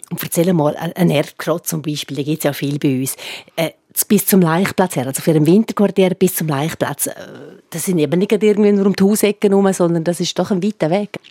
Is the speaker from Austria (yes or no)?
no; Graubünden, Switzerland; bei uns in Graubünden